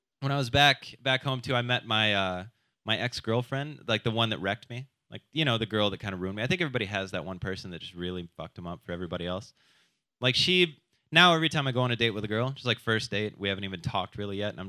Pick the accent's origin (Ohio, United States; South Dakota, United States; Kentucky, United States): South Dakota, United States; moved away; I am from South Dakota. I like going back over the holidays.